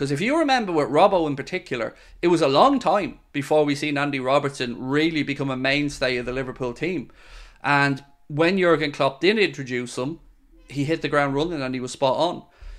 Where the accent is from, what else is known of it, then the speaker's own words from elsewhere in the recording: New Zealand; I do, I'm from New Zealand.